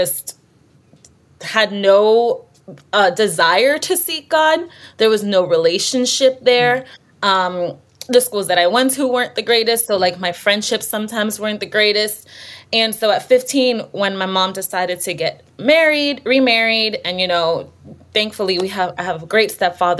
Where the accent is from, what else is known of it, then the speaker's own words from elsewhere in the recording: Miami, Florida, United States; now in Tulsa, United States; I grew up in Miami, so I haven't lived in Tulsa my whole life, but I grew up in Miami